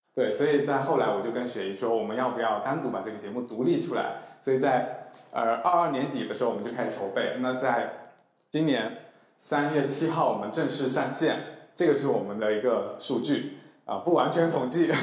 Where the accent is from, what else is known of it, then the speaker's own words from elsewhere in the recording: Fujian, China; also born or lived in Chengdu; now in Shanghai, China; 我从小就是在一个很传统的福建家庭长大